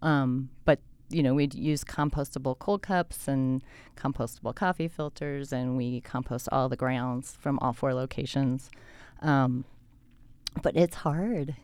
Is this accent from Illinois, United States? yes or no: no; Colorado, United States; now in Salt Lake City, United States; I grew up in Colorado in a small town